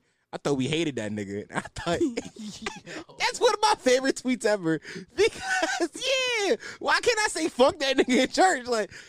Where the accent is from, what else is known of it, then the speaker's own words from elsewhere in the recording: Philadelphia, Pennsylvania, United States; I'm culturally Muslim because I'm from Philly, but yeah.